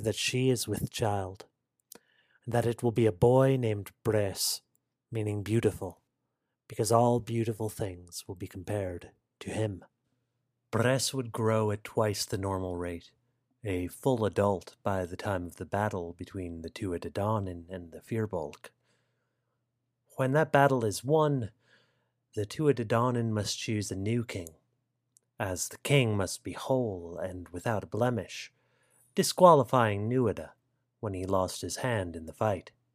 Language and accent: English; United States; as an American of Irish descent